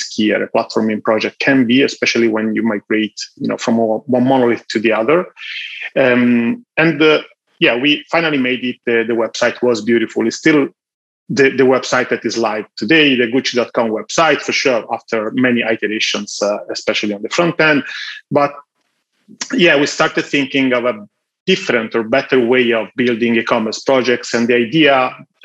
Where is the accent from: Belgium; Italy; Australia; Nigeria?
Italy; Florence, Tuscany; So I'm Italian. I was born in Florence and I graduated in Florence